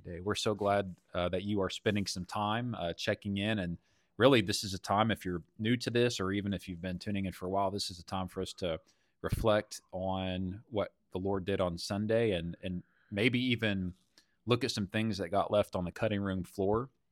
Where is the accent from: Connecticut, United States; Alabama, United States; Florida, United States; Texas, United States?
Texas, United States; as a Texan